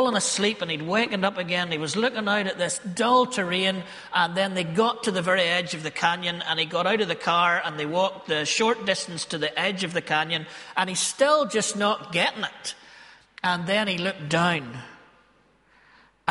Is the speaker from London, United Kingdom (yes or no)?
no; Ballymena, Northern Ireland, United Kingdom; accent: Ballymena; Ballymena folk are a bit like Galileans because we're, you know, our accent betrays us